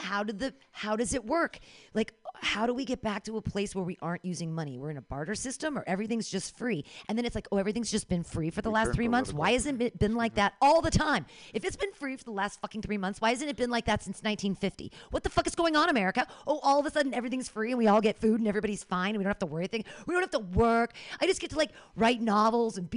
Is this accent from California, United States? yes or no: yes; Danville, California, United States; now in San Francisco, United States; I grew up in Danville